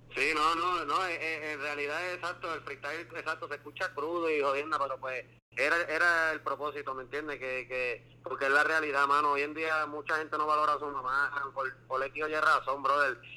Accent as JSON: {"language": "Spanish", "town": "Mayagüez", "country": "Puerto Rico", "said": "yo soy de Mayagüez"}